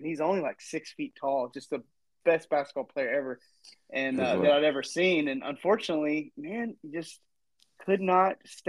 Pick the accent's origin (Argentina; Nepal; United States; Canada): United States; Fort Worth, Texas; growing up in Fort Worth